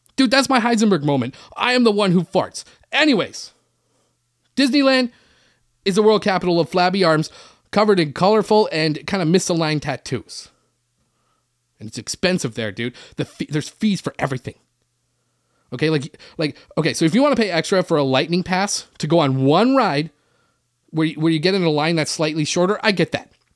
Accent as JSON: {"language": "English", "country": "Canada", "said": "I'm from Canada where everybody plays hockey"}